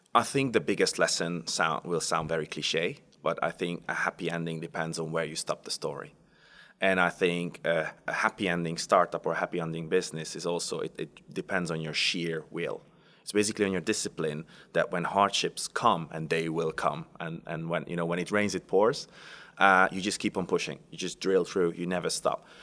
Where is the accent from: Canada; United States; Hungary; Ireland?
Hungary; moved away; I come from Hungary. I was born on the border between Austria and Hungary, uh, so very close to the Austrian border